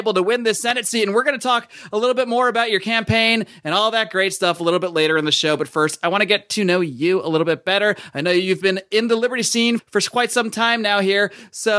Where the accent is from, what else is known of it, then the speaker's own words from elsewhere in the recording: East Coast, United States; moved away; I'm actually from the East Coast originally